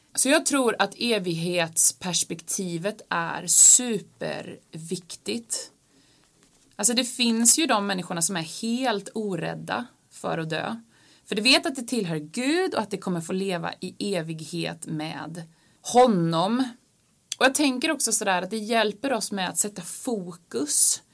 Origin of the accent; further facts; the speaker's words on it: Finland; moved away; jag är halvfinsk, jag är född i Finland och har en finsk pappa